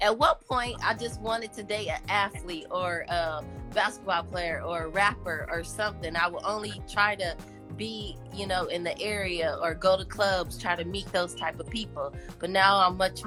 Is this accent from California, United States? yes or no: yes; California, United States; I'm from California